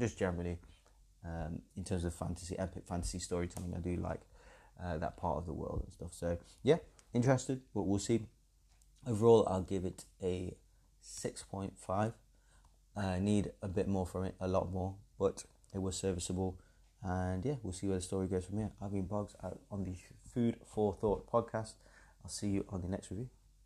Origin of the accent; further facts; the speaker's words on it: England, United Kingdom; being English